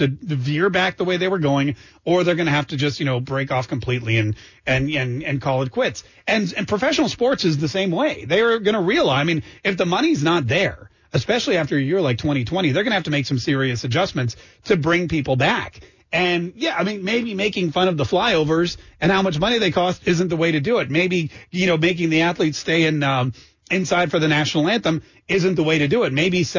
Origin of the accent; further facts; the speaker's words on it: North Carolina, United States; growing up in North Carolina, I was there in the 80s and 90s